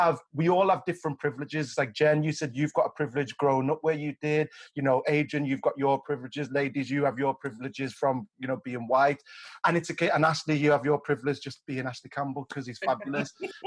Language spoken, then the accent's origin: English; Liverpool, North West England, United Kingdom; I'm from Toxteth. It's a very multicultural area.